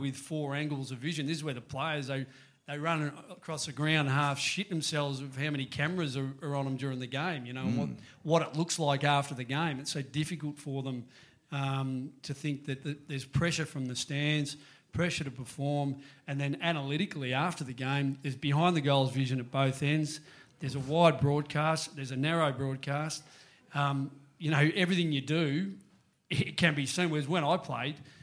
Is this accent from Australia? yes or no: yes; Melbourne, Victoria, Australia; also born or lived in Parkdale; I grew up in East Bentley and I was in Melbourne's own.